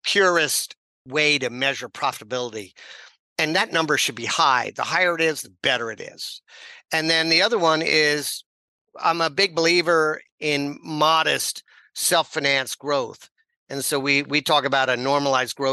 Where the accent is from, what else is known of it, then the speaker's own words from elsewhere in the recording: New York, United States; moved away as an adult; also born or lived in Hong Kong; I'm a kid from New York